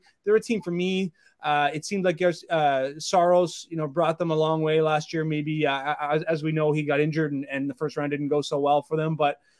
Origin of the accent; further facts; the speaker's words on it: Canada; I'm a Canadian boy.